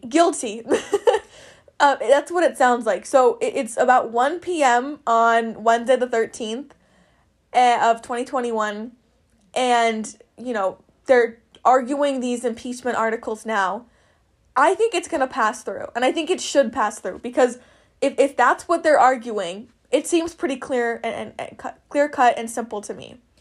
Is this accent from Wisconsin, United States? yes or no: yes; Wisconsin, United States; we're from Wisconsin